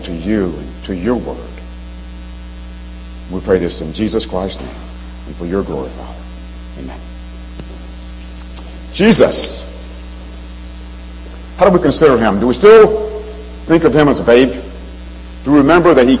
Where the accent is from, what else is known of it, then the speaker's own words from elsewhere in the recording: Alabama, United States; moved away as an adult; now in Chicago, United States; I grew up in Alabama